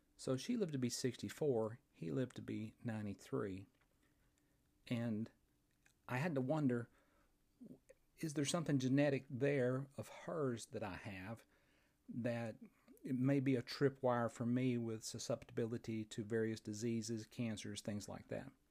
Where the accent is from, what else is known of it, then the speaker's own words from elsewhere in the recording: Fort Payne, Alabama, United States; right here in my hometown of Fort Payne, Alabama, at the foot of Lookout Mountain